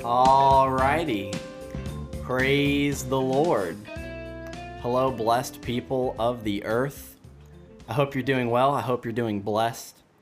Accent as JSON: {"language": "English", "town": "Dallas", "region": "Georgia", "country": "United States", "moved": "yes", "lives_now": "Wisconsin, United States", "said": "I'm from Dallas, Georgia as well"}